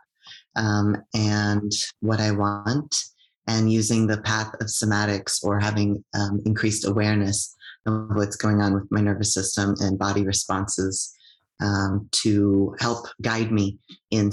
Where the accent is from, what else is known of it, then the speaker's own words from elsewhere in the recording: United States; now in Canada; I'm an immigrant from the United States